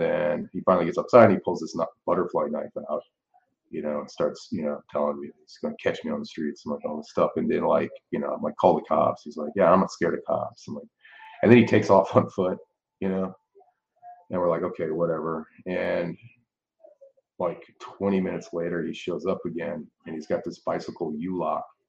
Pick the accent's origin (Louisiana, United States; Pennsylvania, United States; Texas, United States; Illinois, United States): Louisiana, United States; New Orleans; I'm from New Orleans, Louisiana. I'm born and raised here.